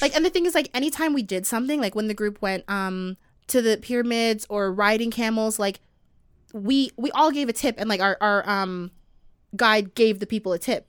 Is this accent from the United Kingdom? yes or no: no; Canada; I was the only Canadian.